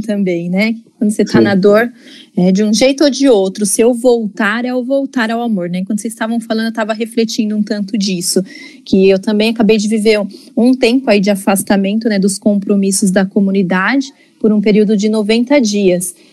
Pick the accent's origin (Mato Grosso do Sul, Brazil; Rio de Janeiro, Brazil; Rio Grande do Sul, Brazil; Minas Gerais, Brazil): Mato Grosso do Sul, Brazil; Campo Grande; now in São Paulo, Brazil; eu não sou de São Paulo, né? Eu sou de Campo Grande